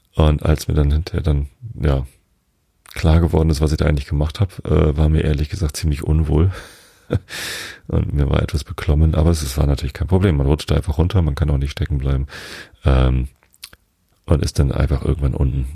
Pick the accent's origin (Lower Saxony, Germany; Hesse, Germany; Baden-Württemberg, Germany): Lower Saxony, Germany; ich bin Norddeutscher